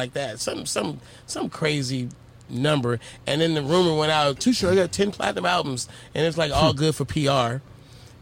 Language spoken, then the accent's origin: English; Oakland, California, United States; I'm from Oakland.